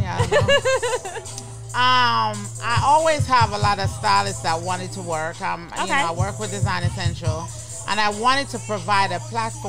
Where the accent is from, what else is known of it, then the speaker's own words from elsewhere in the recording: Jamaica; also born or lived in Toronto, Canada; now in Mount Vernon, United States; I'm Jamaican